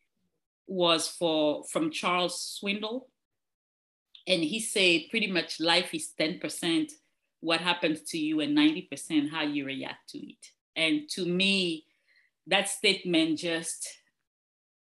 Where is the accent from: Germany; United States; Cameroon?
Cameroon; moved away; I'm originally from Cameroon